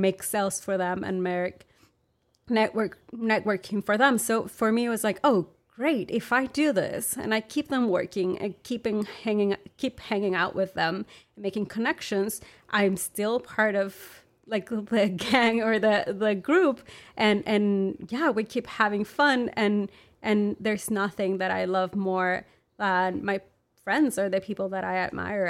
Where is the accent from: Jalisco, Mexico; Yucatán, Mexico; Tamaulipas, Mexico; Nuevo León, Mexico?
Nuevo León, Mexico; Monterrey; English is a second language; moved away as an adult; now in Austin, United States; I'm from Monterrey, Mexico